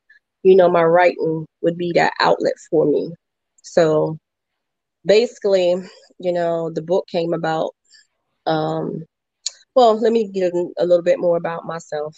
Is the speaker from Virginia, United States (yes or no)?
yes; Virginia, United States; I am from Virginia